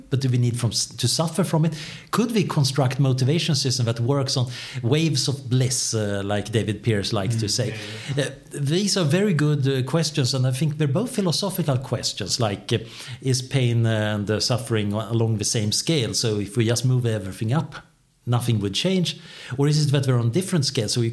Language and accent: English; Sweden; I am from Sweden